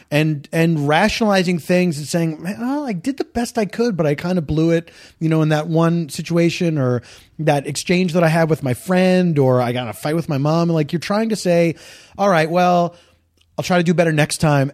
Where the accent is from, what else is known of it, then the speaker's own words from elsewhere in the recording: Philadelphia, Pennsylvania, United States; moved away; I grew up in the East Coast